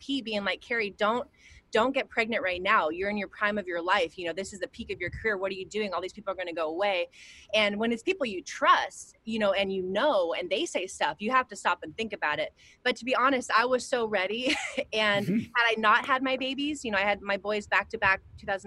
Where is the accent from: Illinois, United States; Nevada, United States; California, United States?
California, United States; near Santa Cruz; I grew up near Santa Cruz, California